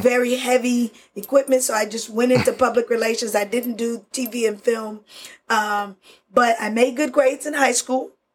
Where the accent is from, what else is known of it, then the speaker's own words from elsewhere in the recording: Spencer, Oklahoma, United States; English is a second language; also born or lived in Florida; growing up in uh, 10 miles east of oklahoma city in a little uh, town called spencer Oklahoma.